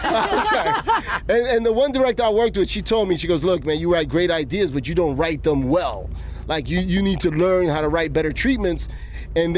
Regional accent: New York City, New York, United States; in my neighborhood, I grew up in Jamaica, Queens

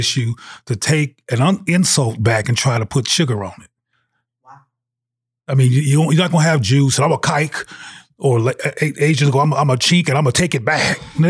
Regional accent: Los Angeles, California, United States; also born or lived in Bay Area / Seattle / Jackson; I am originally from South Central Los Angeles, the Bay Area, in Seattle, Washington, and Jackson, Mississippi. The reason I bring in all those places is because I lived in those places as a child, and they're all relevant to my development.

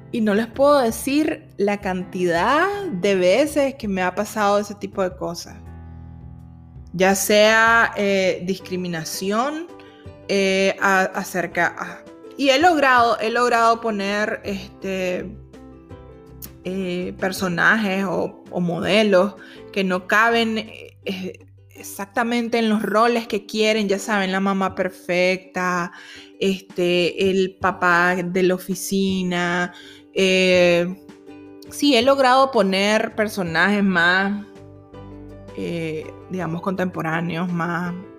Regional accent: Nicaragua; los nicaragüenses que somos

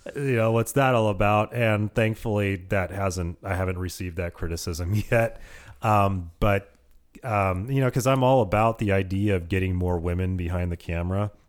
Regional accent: Petaluma, California, United States; also born or lived in Santa Rosa / Modesto; my hometown of Petaluma

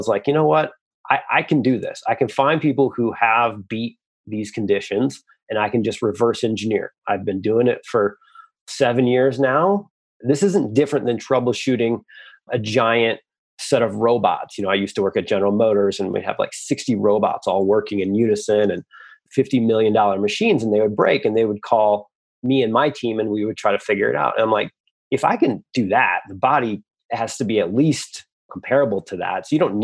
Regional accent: Michigan, United States; I come from Michigan, I come from the Midwest

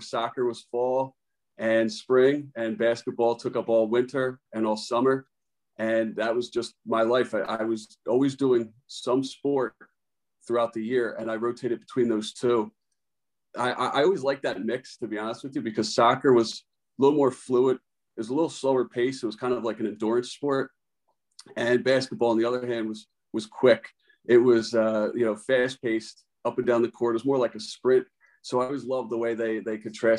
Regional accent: Edgewater Park, New Jersey, United States; I'm originally from Edgewater Park. I grew up there playing soccer and basketball my whole life

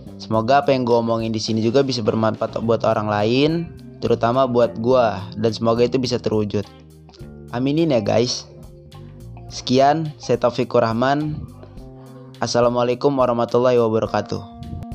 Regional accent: Bandar Lampung, Lampung, Indonesia; asal sekolah gua dari Man satu, Bandar Lampung

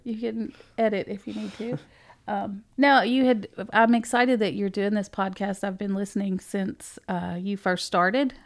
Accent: Dickson, Tennessee, United States; also born or lived in Naples, Florida; I moved to Dixon on my sixth birthday.

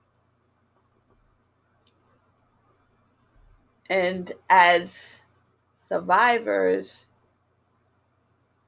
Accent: New York City, New York, United States; moved away as an adult; also born or lived in Jamaica; now in Massachusetts, United States; I grew up in New York City, well, in the Bronx, and I live in Massachusetts now.

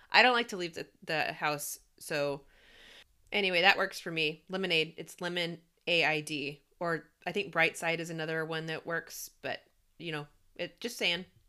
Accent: the South, United States; I am born and raised in the South

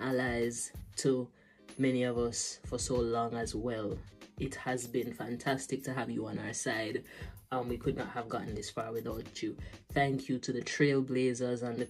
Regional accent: Jamaica; a person growing up in Jamaica

